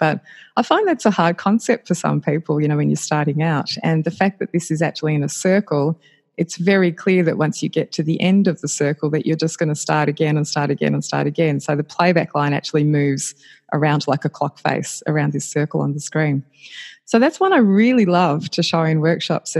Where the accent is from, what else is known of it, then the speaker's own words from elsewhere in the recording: Australia; I'm Australian and based in Australia still